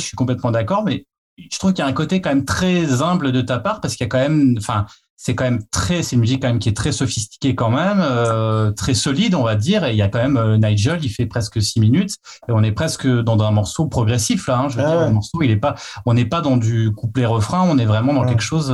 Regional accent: Nancy, Grand Est, France; on vient de Nancy, donc de Lorraine

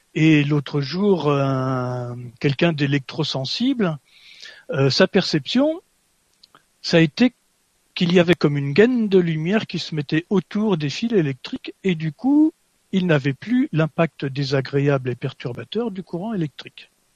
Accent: France; moi je suis français

